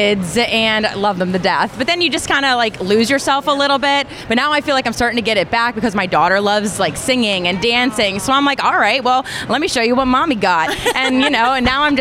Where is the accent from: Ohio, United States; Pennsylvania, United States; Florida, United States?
Pennsylvania, United States; Beaver Falls; now in Pittsburgh, United States; I'm from Beaver Falls